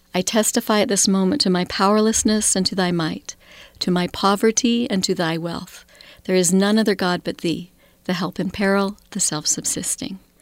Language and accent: English; Idaho Falls, Idaho, United States; now in Salt Lake City, United States; Growing up in Idaho Falls was a wonderful, small, thirty-five thousand people